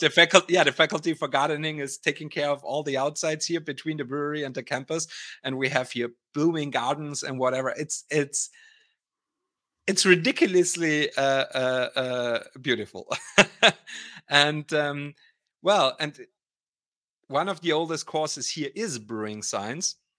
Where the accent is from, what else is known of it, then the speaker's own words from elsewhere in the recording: Austria; moved away as an adult; now in Weihenstephan, Germany; I'm actually Austrian. So I'm, I'm from Austria originally, and I moved eighteen years ago to Weinstephan to study here